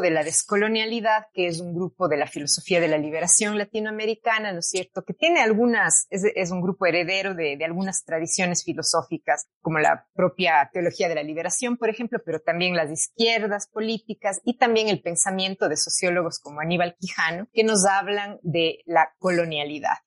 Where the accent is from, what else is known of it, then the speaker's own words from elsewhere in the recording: Cuenca, Azuay, Ecuador; also born or lived in England; yo soy de Cuenca, eh, nací en Cuenca, Ecuador, y he vivido prácticamente toda mi vida aquí, a excepción de los cuatro años del doctorado en Inglaterra